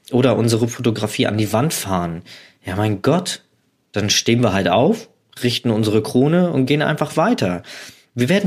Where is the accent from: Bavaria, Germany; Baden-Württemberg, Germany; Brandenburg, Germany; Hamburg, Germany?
Hamburg, Germany; Ich komme aus Hamburg und habe da startende Flugzeuge fotografiert.